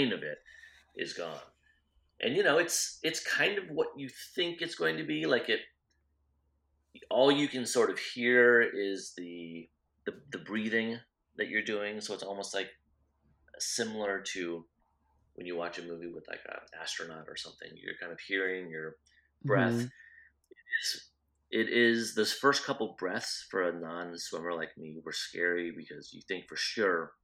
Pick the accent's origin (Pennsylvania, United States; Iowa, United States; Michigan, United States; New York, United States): Iowa, United States; I grew up in Iowa